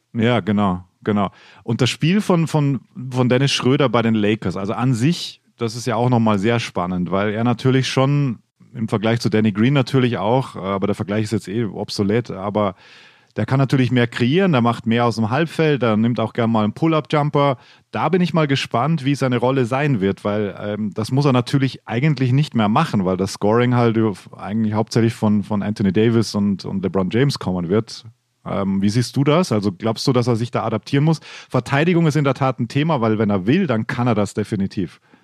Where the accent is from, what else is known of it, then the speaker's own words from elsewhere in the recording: western Austria, Austria; moved away as an adult; also born or lived in Vienna, Austria; now in Germany; Also ich bin ja im Westen aufgewachsen und dann nach Wien gegangen.